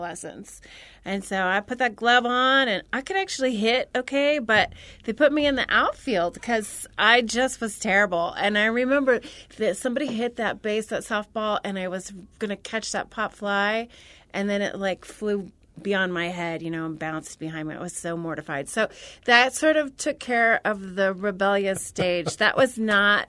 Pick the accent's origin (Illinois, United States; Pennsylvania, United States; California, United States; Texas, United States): Illinois, United States; Central; I'm from Central Illinois, about 3.5 hours south of Chicago.